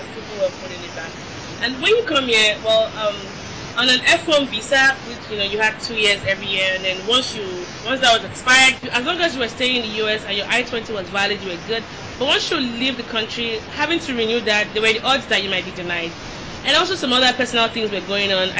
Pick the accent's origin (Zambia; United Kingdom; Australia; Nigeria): Nigeria; moved away as an adult; now in United States; as a female that was born in Nigeria